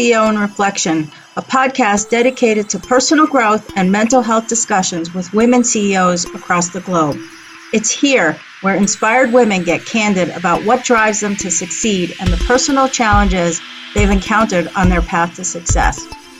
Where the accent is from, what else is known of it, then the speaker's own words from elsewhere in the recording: New York, United States; I grew up in New York.